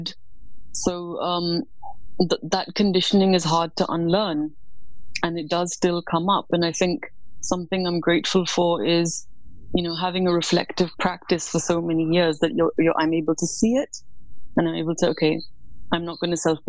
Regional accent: New Delhi, Delhi, India; moved away as an adult; now in London, United Kingdom; I was born in New Delhi, India. And that is where I grew up.

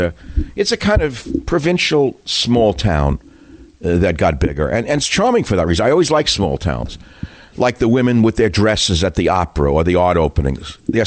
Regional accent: New York City, New York, United States; moved away; I grew up in New York.

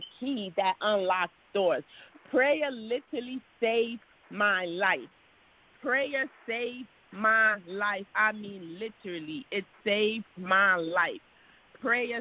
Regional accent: Haiti; now in United States; I was born in Haiti.

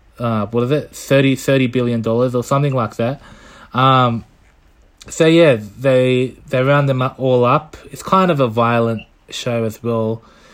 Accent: Scotland, United Kingdom; Scotland. I'm from Scotland.

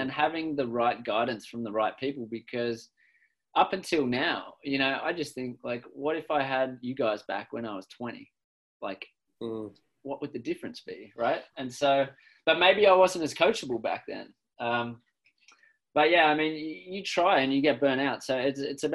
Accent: Australia; moved away as an adult; now in Victoria, Canada; I'm from Australia originally.

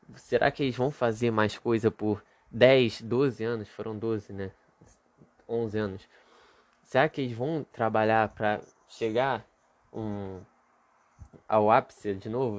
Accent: Rio de Janeiro, Brazil; Eu sou do Rio de Janeiro

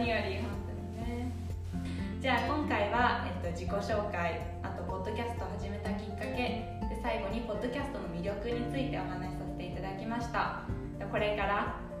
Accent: Japan; moved away as an adult; also born or lived in Tokyo / Shizuoka; now in Minnesota, United States; 生まれ育ちは東京と静岡

